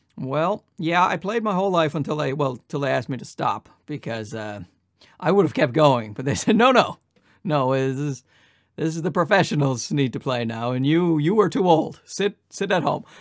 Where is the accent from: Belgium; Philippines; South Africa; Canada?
Canada; Newfoundland and Labrador; moved away as an adult; also born or lived in Ottawa / Los Angeles; now in Toronto, Canada; I'm from uh, Newfoundland. I'm born and raised in Newfoundland. I stayed there for 24 years